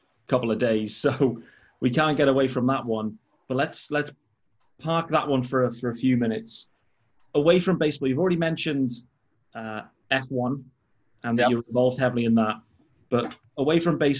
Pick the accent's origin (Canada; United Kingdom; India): United Kingdom; Liverpool, North West England; I was born in Liverpool and my family are all from Liverpool